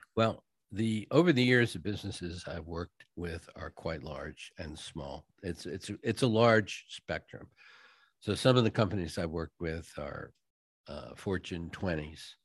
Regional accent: New England, United States; moved away; I'm from New England originally

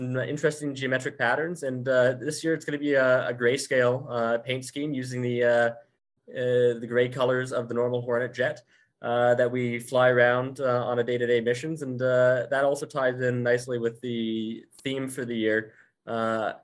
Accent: Abbotsford, British Columbia, Canada; the Abbotsford Air Show. Aside from being obviously one of the biggest, it's also my hometown show. I remember going to that as a child

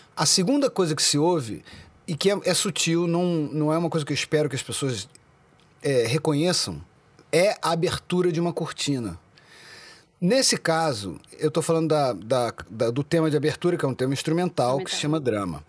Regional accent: Brazil; crescendo no Brasil, é, eu nasci em 76, né? Então a minha transição de criança, começo dos anos 80, no Brasil

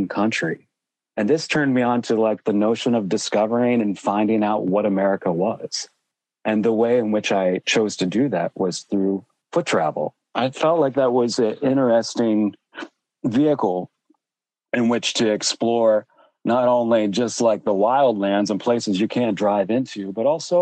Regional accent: Western Pennsylvania, United States; growing up in Pennsylvania, I was in very close proximity to the Appalachian Trail

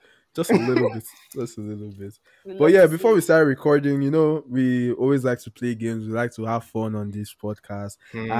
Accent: Ondo, Nigeria; also born or lived in Port Harcourt; I'm Yoruba. I'm from Ondo State

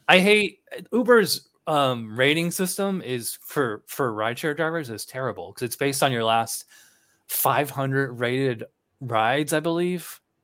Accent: Albany, New York, United States; moved away as an adult; also born or lived in Illinois / Virginia; now in Florida, United States; I'm actually from Albany, New York, which is the state capital of New York.

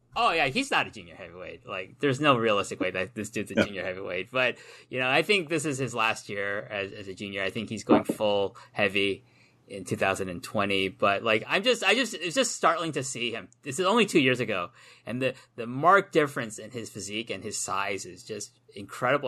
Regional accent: Canada; myself as a Canadian, can come to Wolverhampton

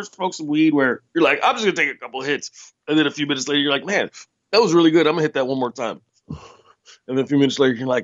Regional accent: United States; as an American

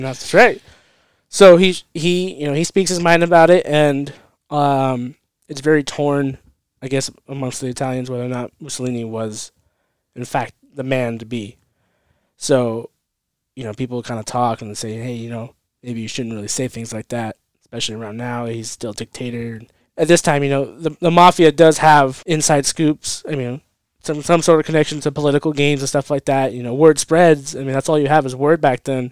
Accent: California, United States; I'm from California

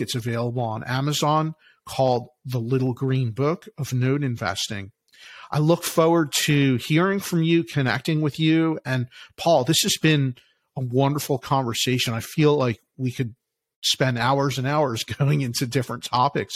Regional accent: Philadelphia, Pennsylvania, United States; I'm from Philly, from Philadelphia

